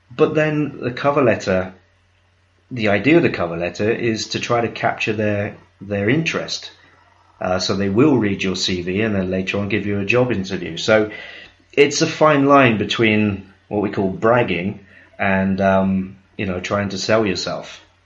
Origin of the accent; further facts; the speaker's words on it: United Kingdom; I'm British